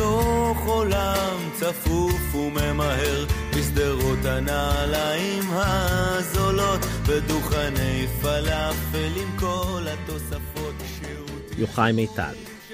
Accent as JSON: {"language": "English", "town": "Jerusalem", "region": "Jerusalem District", "country": "Israel", "said": "Yochai grew up in Haifa, and I'm from Jerusalem, and we would often go visit each other for Shabbat."}